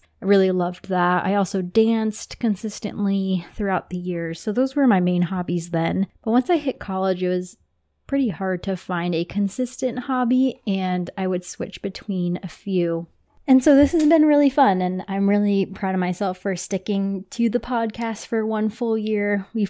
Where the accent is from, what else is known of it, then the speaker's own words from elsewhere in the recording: Toms River, New Jersey, United States; A little bit about me. I grew up in New Jersey in Toms River. Shout out to my family. It's near Seaside, if you're familiar with the Jersey Shore. I grew up there my whole life